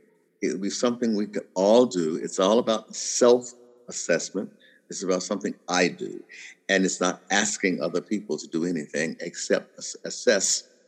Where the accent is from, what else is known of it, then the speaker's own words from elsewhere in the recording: the South, United States; And I mean, I'm from the South, and I can remember the days where you would actually hear people on television say, would you want your daughter to marry one?